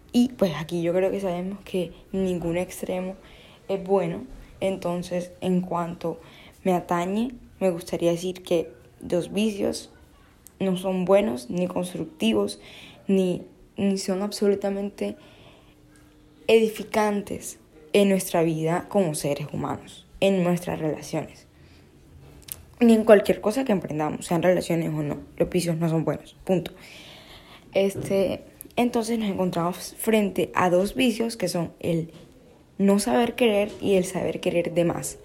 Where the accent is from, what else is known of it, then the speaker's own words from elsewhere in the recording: Barranquilla, Atlántico, Colombia; soy de Barranquilla